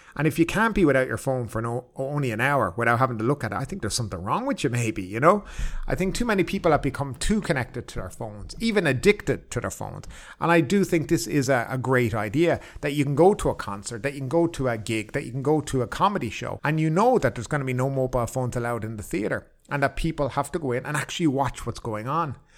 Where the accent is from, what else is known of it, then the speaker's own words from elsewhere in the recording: Ireland; now in Thailand; I'm from Ireland